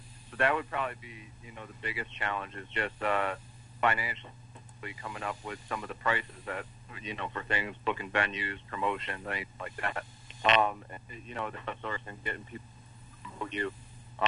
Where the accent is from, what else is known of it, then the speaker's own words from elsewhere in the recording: Northwest Corner, Connecticut, United States; now in upstate New York, United States; I'm from Northwest Corner, Connecticut. That's where I grew up. Now I'm located in upstate New York.